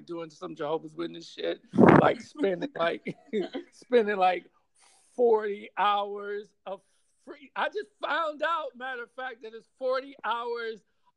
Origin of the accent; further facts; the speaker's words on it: New Orleans, Louisiana, United States; now in Los Angeles, United States; I'm from New Orleans originally